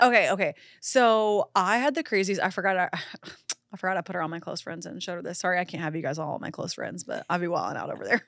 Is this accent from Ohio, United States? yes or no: no; Florida, United States; moved away as an adult; now in Los Angeles, United States; I'm so obviously from Florida.